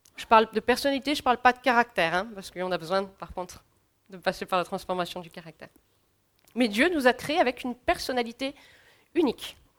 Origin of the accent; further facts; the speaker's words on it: France; en tant que Français